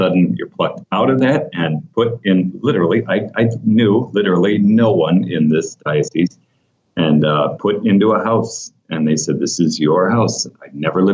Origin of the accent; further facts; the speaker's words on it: South Bend, Indiana, United States; moved away as an adult; now in Florida, United States; I grew up in South Bend, Indiana